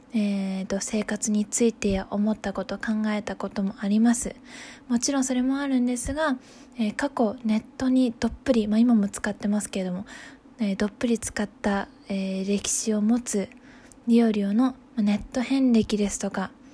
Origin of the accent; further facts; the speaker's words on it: Hokuriku, Japan; moved away as an adult; 出身は北陸で、えー、2020年の春に U ターン就職で帰って、ま、地元に帰ってきたところです